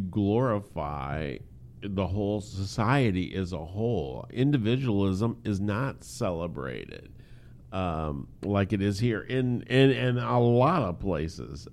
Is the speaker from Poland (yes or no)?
no; United States; us being American males